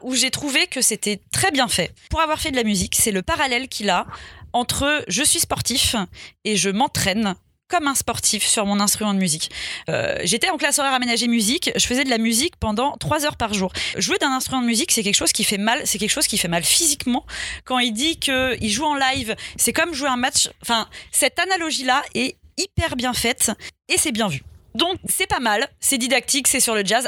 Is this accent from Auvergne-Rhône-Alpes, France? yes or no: yes; Lyon, Auvergne-Rhône-Alpes, France; je suis une enfant de la ville, j'ai grandi euh, à Lyon.